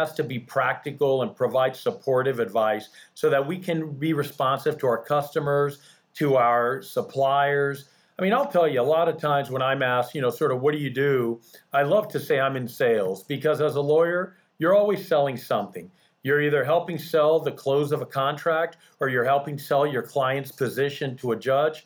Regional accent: Coral Gables, Florida, United States; English is a second language; also born or lived in Bahamas; I was born and raised in Coral Gables, Florida

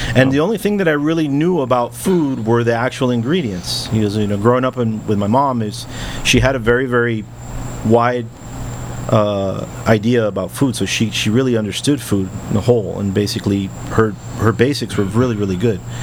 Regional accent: Miami, Florida, United States; first language English; I grew up in Westchester

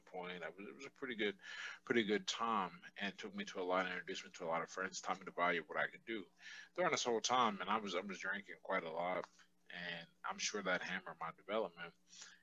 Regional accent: Pittsburgh, Pennsylvania, United States; I was born and raised here in Pittsburgh

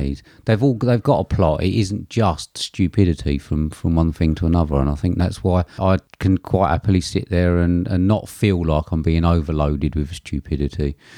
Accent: United Kingdom; I'm British

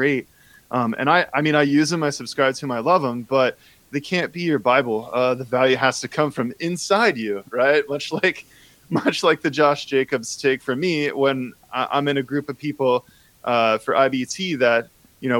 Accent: Cincinnati, Ohio, United States; I'm from Cincinnati

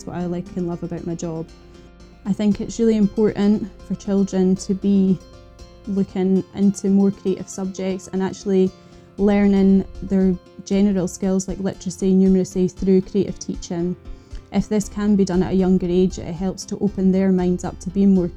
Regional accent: Innerleithen, Scotland, United Kingdom; also born or lived in Aberdeen; I'm from Innerleithen in the Scottish Borders.

